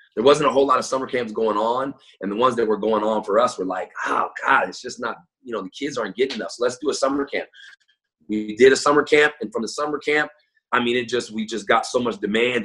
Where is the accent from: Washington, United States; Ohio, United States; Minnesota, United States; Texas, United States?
Washington, United States; Tacoma; also born or lived in Federal Way, Washington; I'm, I'm from Tacoma. I live in Tacoma, so I went to Lincoln High School my freshman year.